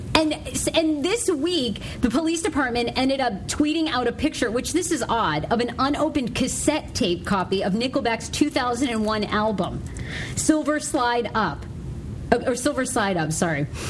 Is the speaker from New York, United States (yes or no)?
no; Maine, United States; moved away; my home state of Maine